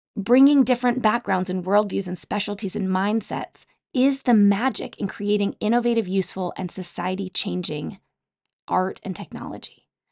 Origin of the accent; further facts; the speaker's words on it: Utah, United States; Growing up in Utah, I spent a lot of time outdoors